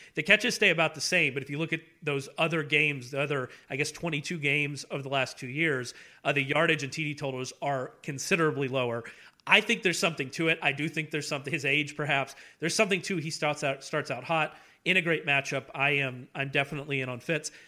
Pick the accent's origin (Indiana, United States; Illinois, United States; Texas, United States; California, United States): Texas, United States; Houston; also born or lived in Beaumont, Texas; I was born in Houston. My whole family's from Southeast Texas, the Beaumont area.